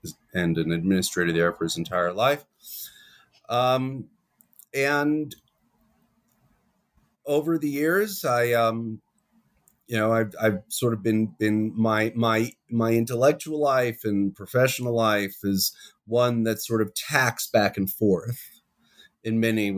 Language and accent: English; New York City, New York, United States; now in Jerusalem, Israel; I'm originally from New York. I grew up on the west side of Manhattan. I always hasten to add the pre-gentrified west side of Manhattan.